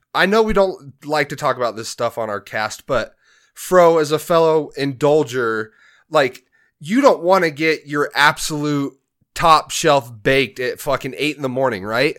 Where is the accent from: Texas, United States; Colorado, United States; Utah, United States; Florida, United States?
Colorado, United States; Grand Junction; also born or lived in Denver, Colorado; We moved from Denver up here to Junction when I was twelve